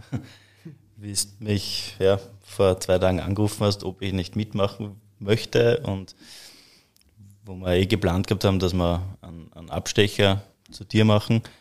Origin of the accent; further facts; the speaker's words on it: Hollabrunn, Lower Austria, Austria; Ja, also wir, wir haben, also wir sind aus Hollabrunn, äh, direkt eigentlich aus dem Herzen des Weinviertels.